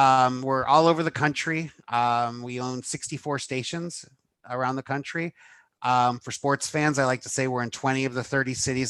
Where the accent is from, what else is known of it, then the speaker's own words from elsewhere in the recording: Miami, Florida, United States; moved away as an adult; also born or lived in Jacksonville; now in Palm Beach County, United States; So I grew up in Miami. I grew up in Kendall.